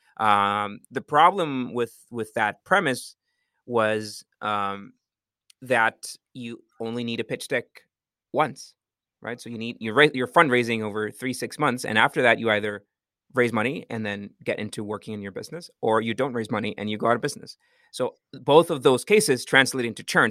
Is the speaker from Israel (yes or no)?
no; Costa Rica; I'm from Costa Rica.